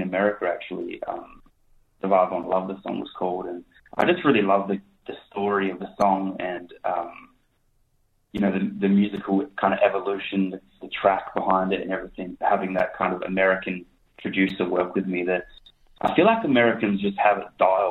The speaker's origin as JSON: {"language": "English", "town": "Mandurah", "region": "Western Australia", "country": "Australia", "tie": "born or raised there", "said": "my hometown. So it's really, really cool. It's a special place to me, Mandra"}